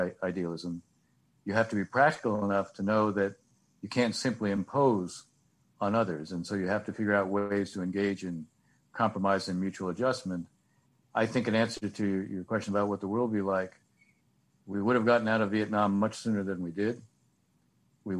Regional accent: San Francisco, California, United States; moved away as an adult; now in Washington, United States; I grew up in the San Francisco area

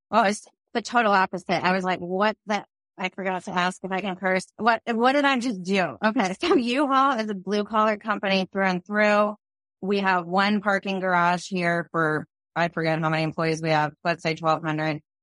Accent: Phoenix, Arizona, United States; also born or lived in New York; I grew up in Phoenix

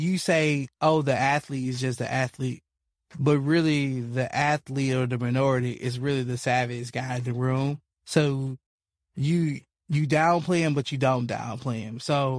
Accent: Memphis, Tennessee, United States; born or raised there

